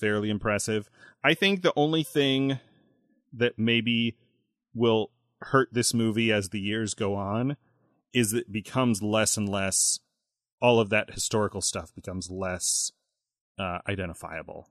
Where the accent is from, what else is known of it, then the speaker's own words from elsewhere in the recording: United States; I'm American